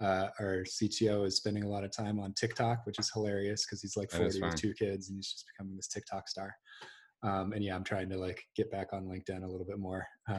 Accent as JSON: {"language": "English", "town": "Seattle", "region": "Washington", "country": "United States", "tie": "born or raised there", "said": "I grew up in Seattle and went to Shorewood High up on the north side. Parents still live in Edmonds"}